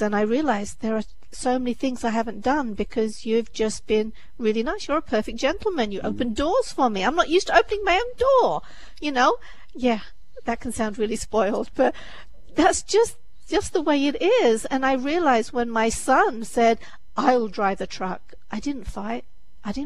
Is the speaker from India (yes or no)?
no; England, United Kingdom; moved away as an adult; now in United States; I'm from England